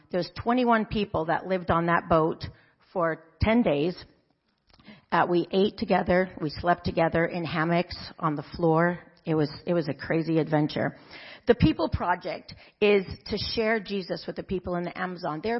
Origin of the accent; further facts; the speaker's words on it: Zambia; moved away as an adult; also born or lived in Kenya; some of you know that I grew up in Africa in the countries of Zambia and Kenya. You can see on the map there. Um, my parents lived in Africa for almost 30 years, and that's where I grew up until I came back to college at Point Loma.